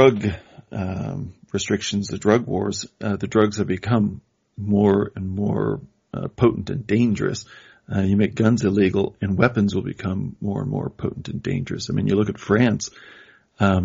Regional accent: Midwest, United States; I'm from the Midwest

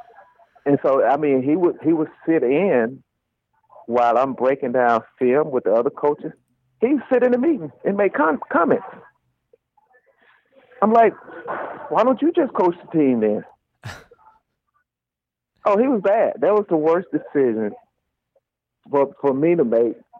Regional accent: South Carolina, United States; moved away; I'm from the South. I'm from South Carolina originally.

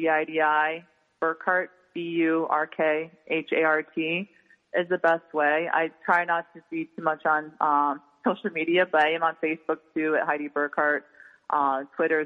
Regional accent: New York City, New York, United States; New Yorkers always feel like we're always a New Yorker forever

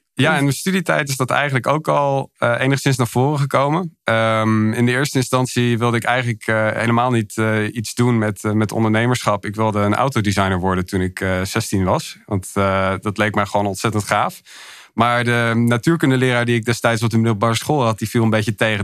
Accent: Hilversum, North Holland, Netherlands; also born or lived in Milan; Ik kom oorspronkelijk uit Hilversum, geboren en getogen daar

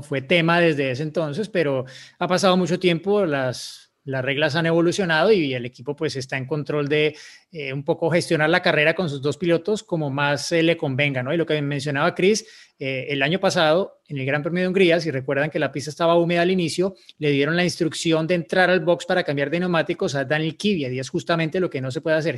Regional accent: Bogotá, Colombia; Soy de Bogotá, Colombia, igual que Diego

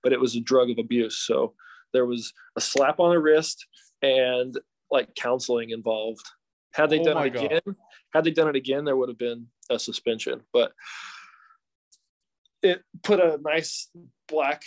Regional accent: Salt Lake City, Utah, United States; I'm from Salt Lake City

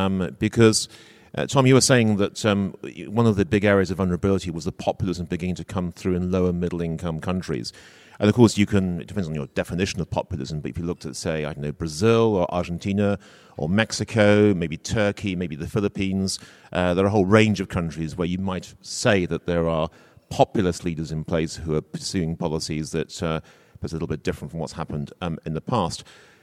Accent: London, United Kingdom; So I come from Greater London. London has done incredibly well over the last 20 or 30 years.

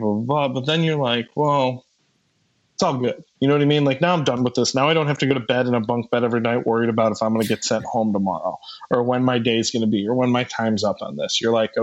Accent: Midwest, United States; as a Midwesterner, like growing up

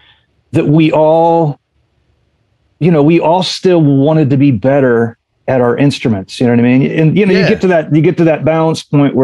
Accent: Indiana, United States; We're all from Indiana. We know how to do that.

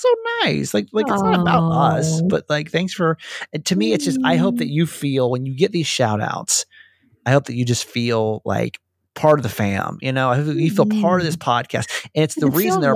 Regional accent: Norcross, Georgia, United States; I'm originally from Norcross

